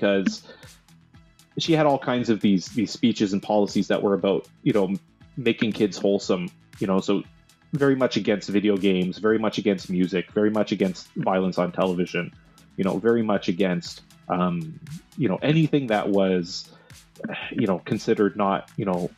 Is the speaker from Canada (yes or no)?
yes; Canada; we're Canadian